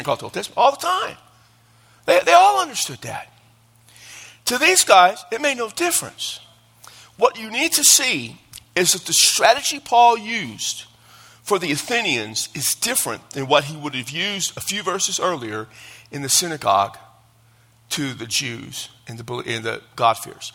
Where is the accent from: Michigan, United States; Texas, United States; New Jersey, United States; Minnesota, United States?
Texas, United States; I'm from Texas.